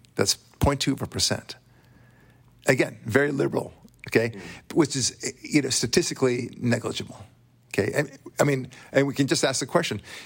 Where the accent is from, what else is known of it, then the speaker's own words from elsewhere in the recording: Israel; accent: thick Israeli; moved away; I'm Israeli, as you know. You could probably tell by my thick accent